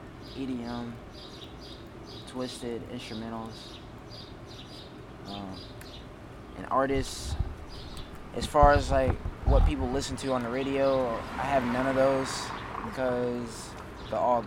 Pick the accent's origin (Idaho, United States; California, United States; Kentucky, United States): Kentucky, United States; Owensboro; also born or lived in Lexington, Kentucky; I am from Owensboro, Kentucky. I was born and raised here